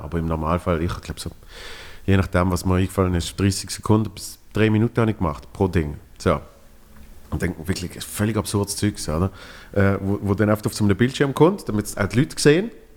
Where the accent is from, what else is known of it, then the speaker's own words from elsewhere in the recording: Switzerland; ich als Schweizer in Berlin